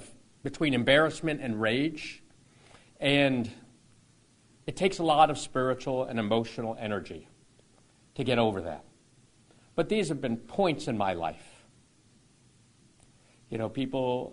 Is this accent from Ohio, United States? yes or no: yes; Toledo, Ohio, United States; growing up in Toledo